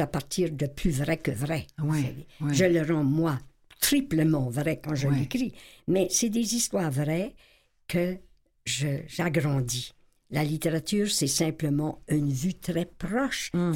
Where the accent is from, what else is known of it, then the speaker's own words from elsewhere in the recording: Acadia, Canada; j'étais invitée en tant qu'Acadienne